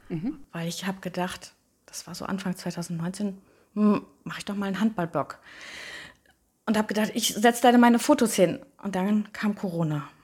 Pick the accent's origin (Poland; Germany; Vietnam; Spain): Germany; Friedewalde, North Rhine-Westphalia; also born or lived in Minden; Ich bin eine waschechte Minderin in Minden geboren. Inzwischen wohne ich nicht mehr in Minden, aber bin ganz oft in Minden. Ich bin verheiratet, habe zwei Kinder, die sind neun und zwölf Jahre alt. Mm, ich bin in Friedewalde aufgewachsen